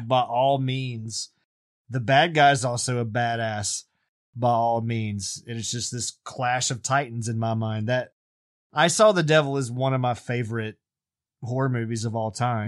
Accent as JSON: {"language": "English", "region": "Louisiana", "country": "United States", "tie": "born or raised there", "said": "Louisiana, my home state"}